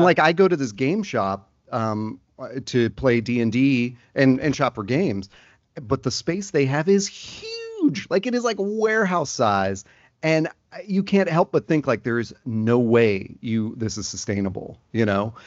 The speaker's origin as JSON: {"language": "English", "town": "Nashville", "region": "Tennessee", "country": "United States", "tie": "born or raised there", "said": "myself growing up in Nashville"}